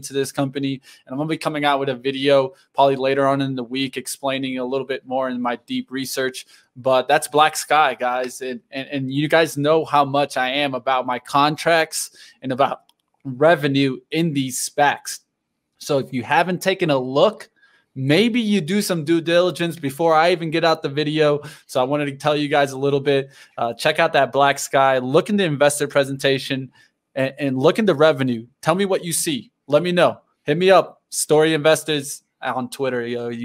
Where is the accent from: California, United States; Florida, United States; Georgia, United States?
Florida, United States; Miami; now in Colorado, United States; my hometown. I grew up there.